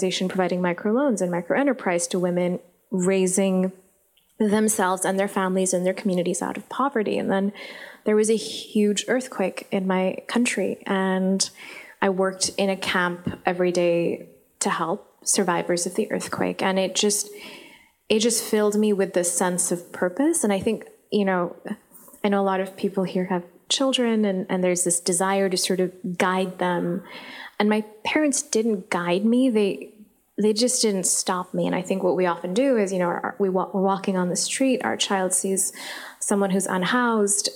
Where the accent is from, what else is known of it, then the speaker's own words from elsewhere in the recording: Islamabad, Islamabad Capital Territory, Pakistan; first language Urdu; English is a second language; moved away as an adult; also born or lived in California; now in United States; I was growing up in Islamabad